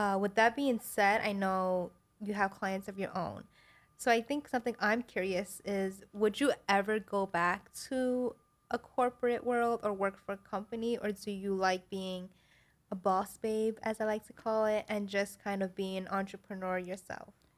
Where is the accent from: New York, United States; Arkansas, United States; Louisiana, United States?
New York, United States; New York City; that's where I grew